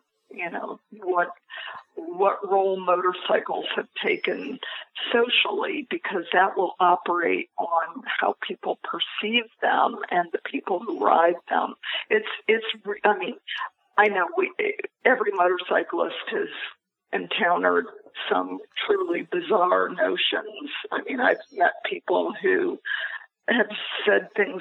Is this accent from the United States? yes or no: yes; Ohio, United States; now in New York, United States; my home state of Ohio